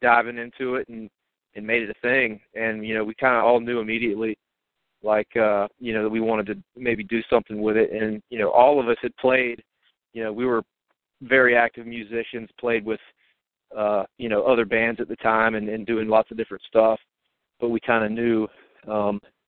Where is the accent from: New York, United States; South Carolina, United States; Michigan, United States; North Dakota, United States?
South Carolina, United States; Greenville; I'm from Greenville originally